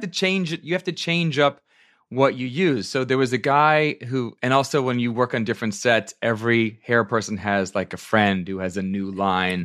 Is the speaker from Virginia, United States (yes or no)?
yes; Virginia, United States; also born or lived in upstate New York; I'm from Virginia. Well, I'm from, from upstate New York, but I was raised in Virginia, so I started going to arena stage as a kid